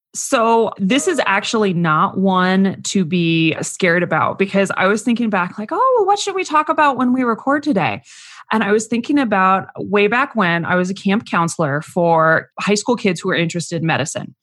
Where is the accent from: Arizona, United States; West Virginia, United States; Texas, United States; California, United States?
Arizona, United States; Phoenix; I grew up in the Phoenix area